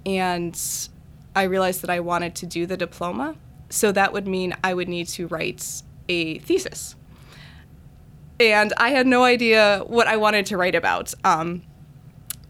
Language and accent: English; Wisconsin, United States; I was born and raised in Wisconsin my whole life.